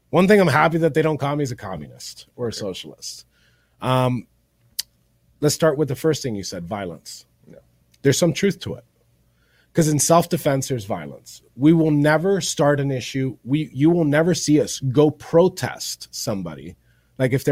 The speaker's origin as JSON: {"language": "English", "town": "Miami", "region": "Florida", "country": "United States", "tie": "born or raised there", "first_language": "Spanish", "said": "Nací aquí en Miami, eso es porque el español mío no es"}